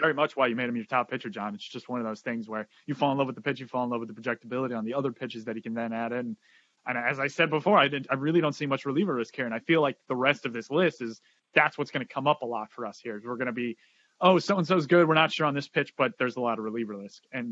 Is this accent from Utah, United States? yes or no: no; Boston, Massachusetts, United States; We're both from the Boston area, me and Ralph